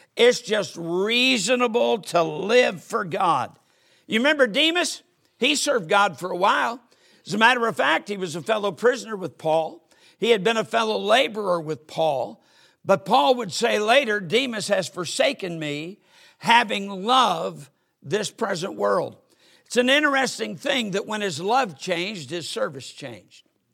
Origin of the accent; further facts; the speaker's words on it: United States; I'm an American. I'm proud to be an American